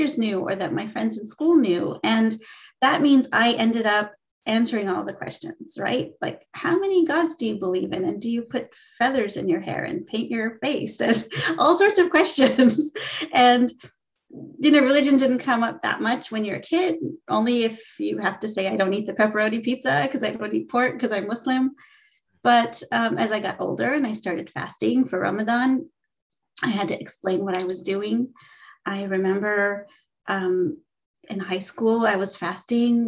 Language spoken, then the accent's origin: English; Southern California, United States; I grew up in Southern California